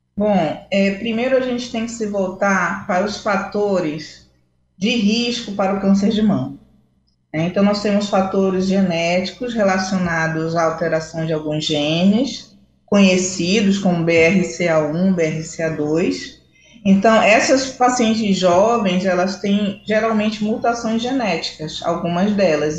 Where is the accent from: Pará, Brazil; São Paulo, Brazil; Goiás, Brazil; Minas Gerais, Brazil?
Pará, Brazil; Belém; also born or lived in Rio de Janeiro; e agora eu retornei novamente a Belém, minha cidade natal